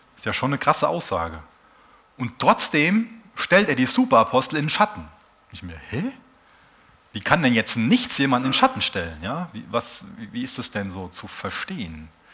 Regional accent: Germany; als Deutsche

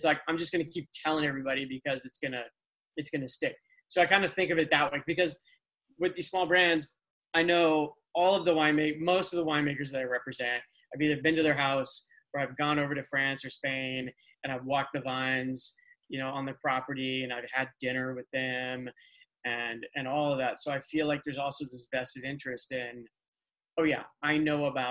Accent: Midwest, United States; now in Los Angeles, United States; I'm from the Midwest

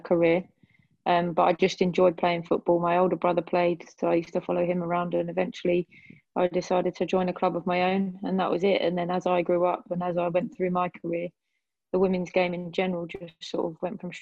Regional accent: England, United Kingdom; I grew up in England, and I've lived here all my life

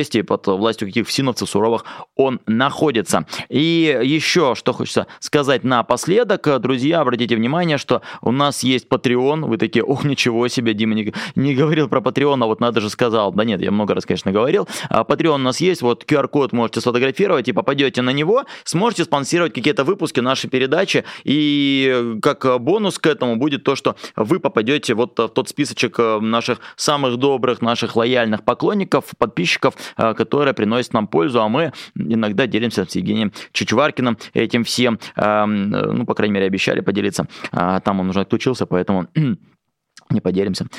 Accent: Khabarovsk, Khabarovsk Krai, Russia; Я из Хабаровска

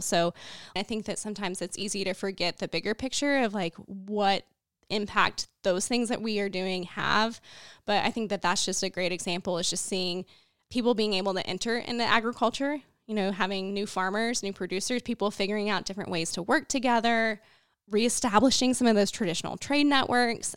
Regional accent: Waynoka, Oklahoma, United States; now in Shawnee, United States; And I grew up in Northwest Oklahoma, in Winoka, Oklahoma, on a farm

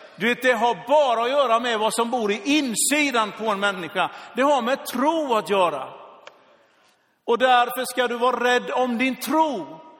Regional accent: Sweden; som svensk

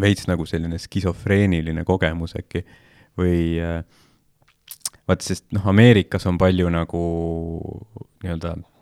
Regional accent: Estonia; Eestis vaata, me oleme, me tulime Nõukogude Liidust

